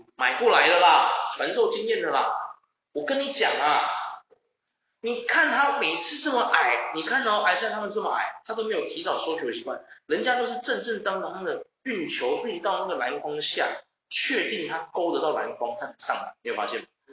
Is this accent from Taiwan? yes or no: yes; Taichung, Taiwan; 因为我们是台中人